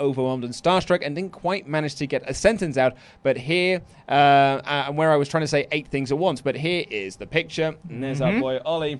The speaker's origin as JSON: {"language": "English", "country": "Spain", "tie": "born or raised there", "said": "I grew up in Spain, which he responded to well."}